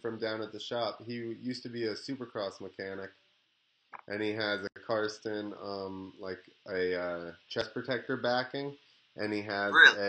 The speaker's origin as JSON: {"language": "English", "region": "New Jersey", "country": "United States", "said": "I'm from New Jersey, so I'm used to it anyway."}